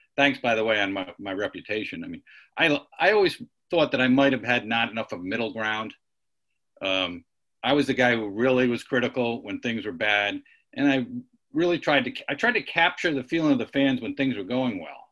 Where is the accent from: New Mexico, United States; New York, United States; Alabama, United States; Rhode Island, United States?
Rhode Island, United States; moved away; my home state Rhode Island